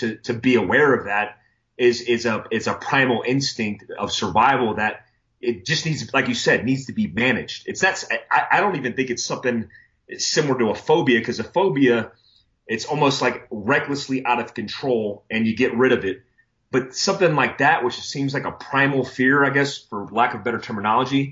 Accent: Florida, United States; lightning is something that I grew up with in Florida

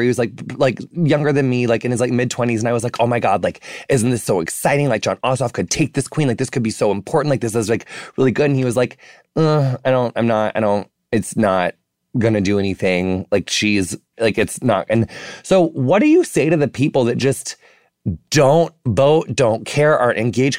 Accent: rural Illinois, United States; growing up in the middle of America, like, on, you know, in small, m, m, like, Midwestern, you know, rural Illinois town

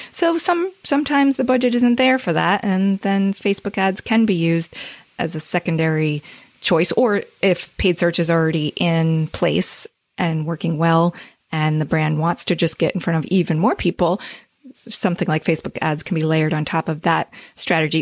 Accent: Northern New Jersey, United States; I'm from New Jersey

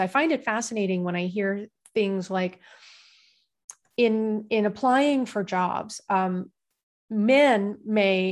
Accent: Midwest, United States; I was raised in the Midwest

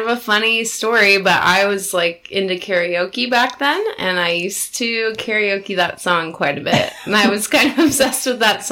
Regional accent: Cedar Falls, Iowa, United States; I grew up in Cedar Falls, Iowa, which is only about an hour and a half north of here

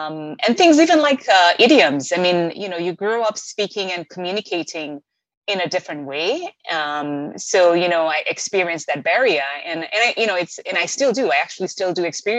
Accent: Kenya; moved away as an adult; also born or lived in Boston, United States; now in United States; So I was born and raised in Kenya and came to America at 21, so right after my undergraduate program. And I came to study for my master's degree.

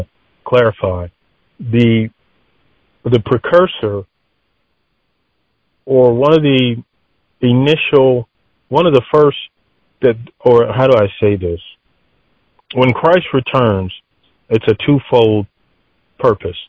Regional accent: Delaware, United States; I'm from the United States, East Coast, Delaware

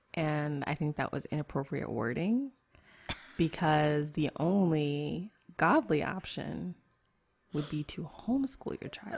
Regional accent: United States; I am an American Christian woman

